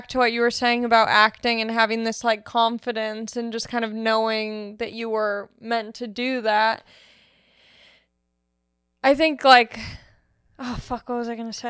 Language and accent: English; Long Beach, California, United States; No, I'm from Long Beach.